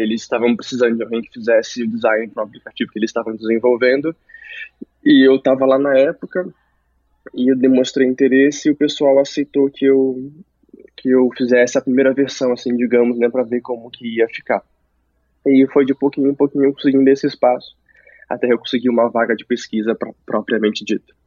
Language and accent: Portuguese; Santos, São Paulo, Brazil; also born or lived in Rondônia; now in São Paulo, Brazil; lá onde eu cresci, em Santos, não tinha faculdade de design